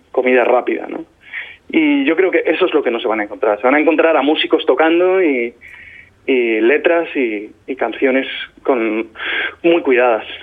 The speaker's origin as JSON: {"language": "Spanish", "town": "Albacete", "region": "Castilla-La Mancha", "country": "Spain", "said": "soy de Albacete"}